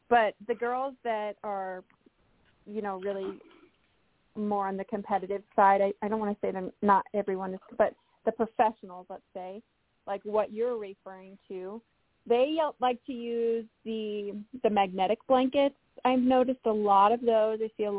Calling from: Colorado, United States; I'm in Western Colorado, back to my home spot.

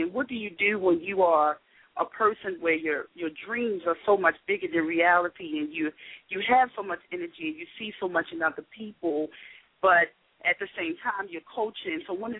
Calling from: Woodlawn, Maryland, United States; Hi, Deborah, and I am calling from Woodlawn.

